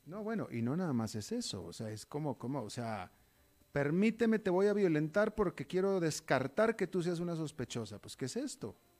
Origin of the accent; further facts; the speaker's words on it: Mexico; also born or lived in United States; como mexicano y como latinoamericano